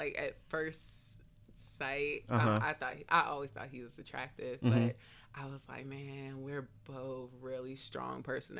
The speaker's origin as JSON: {"language": "English", "region": "New Jersey", "country": "United States", "tie": "born or raised there", "said": "I grew up in New Jersey."}